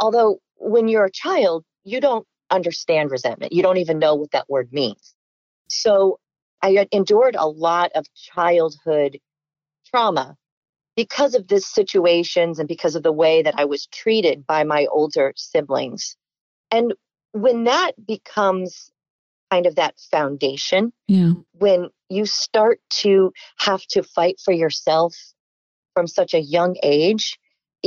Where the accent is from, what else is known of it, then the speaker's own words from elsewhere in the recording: Tampa, Florida, United States; also born or lived in Fort Lauderdale, Florida; I am originally from Fort Lauderdale, Florida, and I grew up in Tampa, Florida. So I am a Florida native